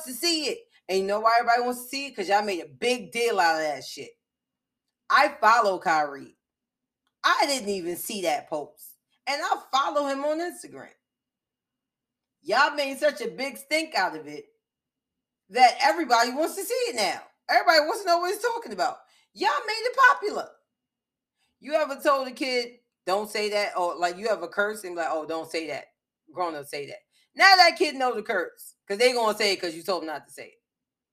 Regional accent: Lowcountry, United States; I'm wild American. Super black. I'm Geechee.

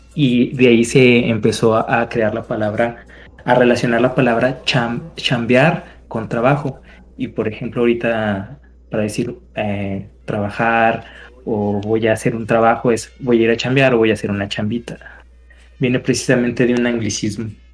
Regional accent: Mexico; como mexicanos sabemos lo que significa

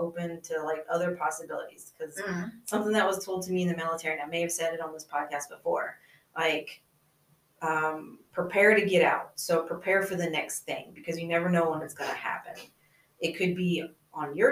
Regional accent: the South, United States; Being a woman growing up in the South

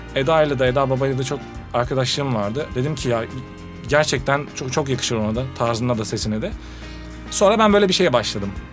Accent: Malatya, Turkey; moved away as an adult; also born or lived in Izmit / Hereke / Istanbul; Malatya'dan bir gençsin

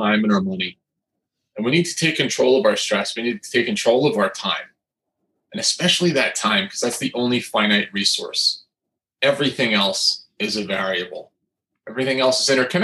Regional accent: New Jersey, United States; I come from New Jersey

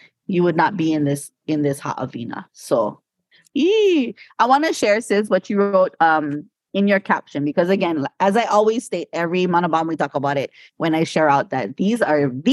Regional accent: Hawaii, United States; growing up in Hawaii, we know that word, lickings.

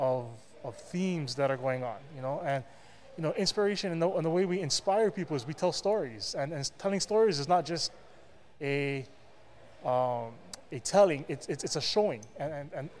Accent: Hawaii, United States; growing up in Hawaii, we know this space as the dinosaur space, or myself included

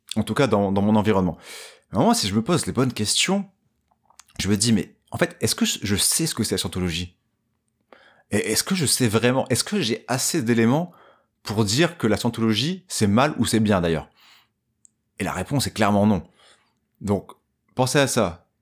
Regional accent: Dunkirk, Hauts-de-France, France; je viens de Dunkerque.

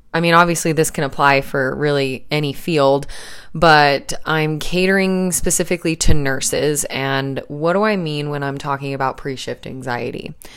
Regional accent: Salt Lake City, Utah, United States; moved away as an adult; now in southern Utah, United States; we're both originally from Salt Lake City

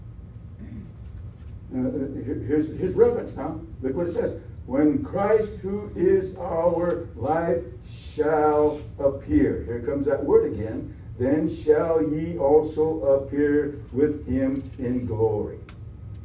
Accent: South Dakota, United States; I'm from South Dakota, on my way to Georgia

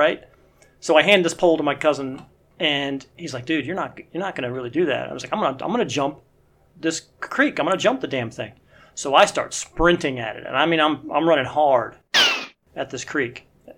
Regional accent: Cleveland, Ohio, United States; also born or lived in Columbus, Ohio; I grew up in Cleveland, Ohio

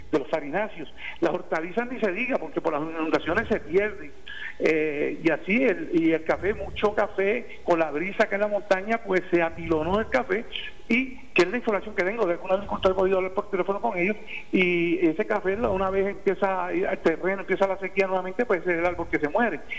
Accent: Adjuntas, Puerto Rico; mi pueblo de Ajuntas

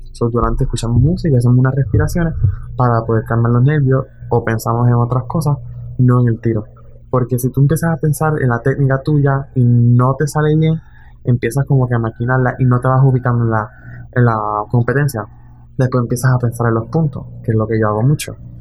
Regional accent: Puerto Rico; also born or lived in Florida; yo soy de Puerto Rico

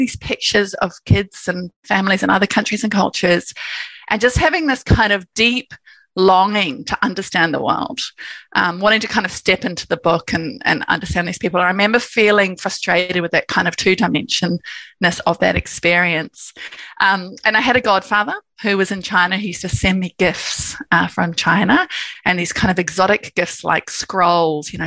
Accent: New Zealand; I grew up in New Zealand, and I think that's had a very big impact on my sort of purpose and direction in life

